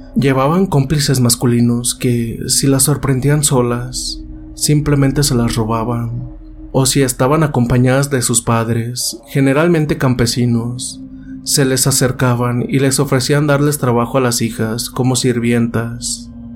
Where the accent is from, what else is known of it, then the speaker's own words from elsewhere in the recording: San Francisco del Rincón, Guanajuato, Mexico; de aquí de San Francisco del Rincón, de donde yo soy originario